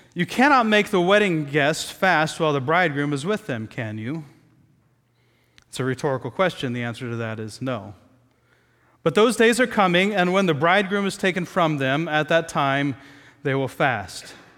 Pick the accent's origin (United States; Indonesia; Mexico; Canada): United States; Midwest; moved away; growing up in the Midwest